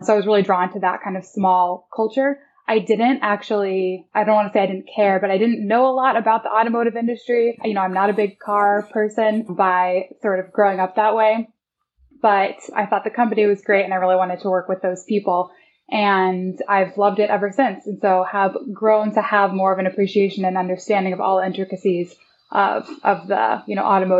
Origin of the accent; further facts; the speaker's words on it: Evansville, Indiana, United States; Yes, I grew up, I moved around quite a bit when I was younger, but spent most of my childhood in southern Indiana, actually, a town called Evansville, Indiana.